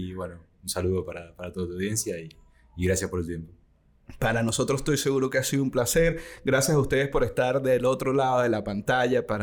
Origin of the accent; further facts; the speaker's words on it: Argentina; Como buen argentino.